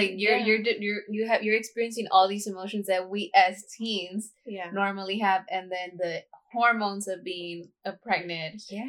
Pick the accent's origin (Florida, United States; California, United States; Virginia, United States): California, United States; Los Angeles; we grew up in South Central.